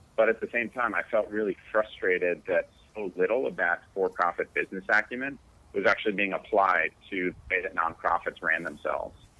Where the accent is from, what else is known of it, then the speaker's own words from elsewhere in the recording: Connecticut, United States; also born or lived in New York; I was born in uh, New York. I grew up in Connecticut